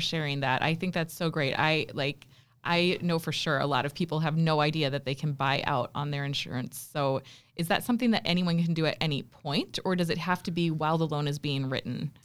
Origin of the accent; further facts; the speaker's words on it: South Dakota, United States; I am from South Dakota also